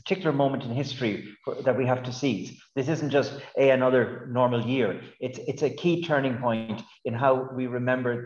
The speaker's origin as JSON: {"language": "English", "town": "Galway", "region": "Connacht", "country": "Ireland", "tie": "born or raised there", "moved": "yes", "said": "I grew up in Galway on the West Coast, surrounded by the travelling community"}